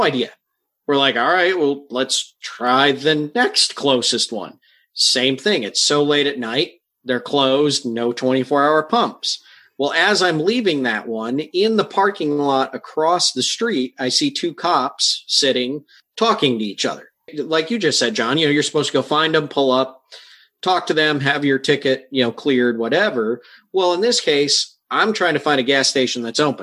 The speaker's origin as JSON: {"language": "English", "region": "Michigan", "country": "United States", "tie": "born or raised there", "moved": "yes", "lives_now": "Ohio, United States", "said": "I'm from Ohio. I grew up in Michigan"}